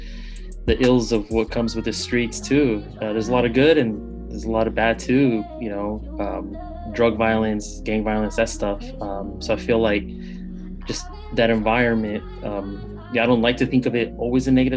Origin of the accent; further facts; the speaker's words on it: Bay Area, California, United States; born and raised in the Bay Area, California